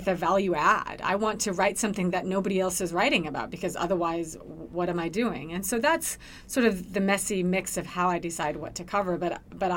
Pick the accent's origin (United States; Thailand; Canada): United States; Washington; moved away as an adult; now in Washington, D.C., United States; I'm originally from Washington State